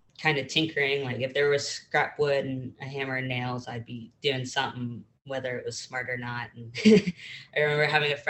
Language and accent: English; Pittsburgh, Pennsylvania, United States; now in Columbia, United States; originally I was born in Pittsburgh and grew up in a suburb of Pittsburgh